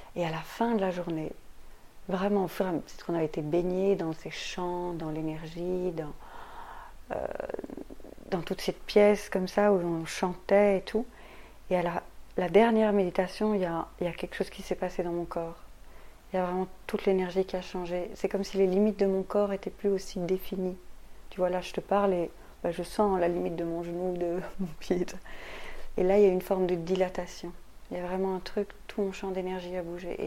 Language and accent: French; Belgium; also born or lived in Brussels; je suis belge, je vis ici à Bruxelles